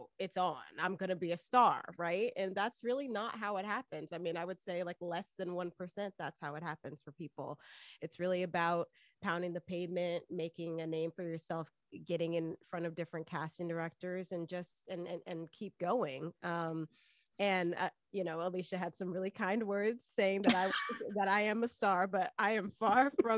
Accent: Miami, Florida, United States; moved away as an adult; also born or lived in New York; I'm originally from Miami, Florida, you know, born and raised in the county of Dade.

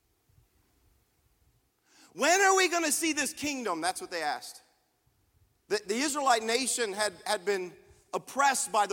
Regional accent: United States

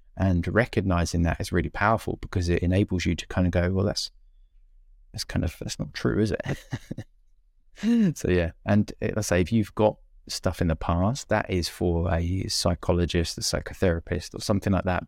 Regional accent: United Kingdom; being British

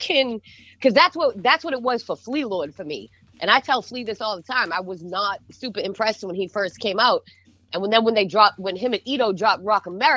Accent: Beverly, Massachusetts, United States; accent: Boston; moved away as an adult; also born or lived in Lawrence, Massachusetts / Cambridge, Massachusetts / Virginia; now in Los Angeles, United States; I am from Massachusetts. I was born in Beverly. I lived between Beverly, Lawrence, and Cambridge. So you know that's where I'm from. I live in LA now

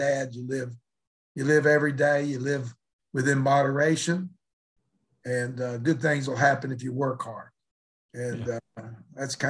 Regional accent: Mullins, West Virginia, United States; growing up in West Virginia, I wouldn't trade it for the world

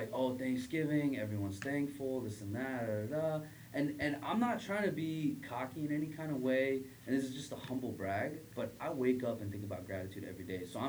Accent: United States; we grew up in America.

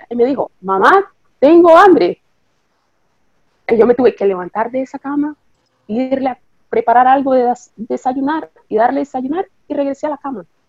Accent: Nicaragua; also born or lived in Costa Rica; now in Italy; nací en Nicaragua. nací en Nicaragua. Después vine a Costa Rica, a Costa Rica con la familia.

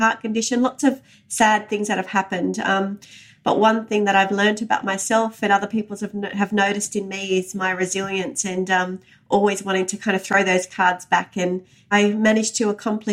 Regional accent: Sydney, New South Wales, Australia; also born or lived in Walgett, New South Wales; I was born and raised on Gadigal country

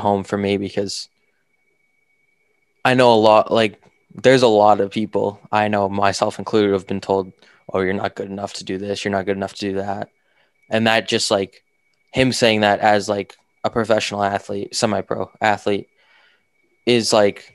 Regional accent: Northeast, United States; we're both from the Northeast

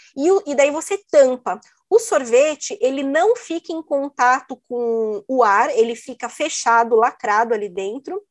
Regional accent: Brazil; moved away as an adult; also born or lived in Italy; eu saí do Brasil

